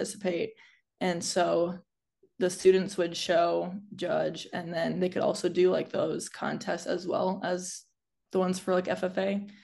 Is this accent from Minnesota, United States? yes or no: yes; southern Minnesota, United States; also born or lived in South Dakota; I grew up on a small diversified livestock farm in southern Minnesota